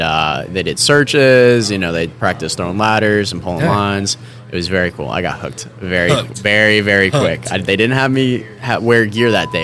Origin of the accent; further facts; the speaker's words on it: upstate New York, United States; moved away; Started in upstate New York.